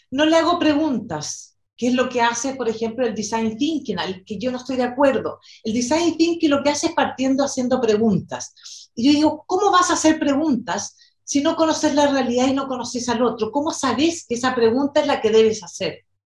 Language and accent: Spanish; Chile; also born or lived in New York / Brazil / Argentina / Mexico; bueno, soy chilena, nací aquí y viví en diferentes lugares en Latinoamérica y en Estados Unidos, en Nueva York, en Brasil, en Argentina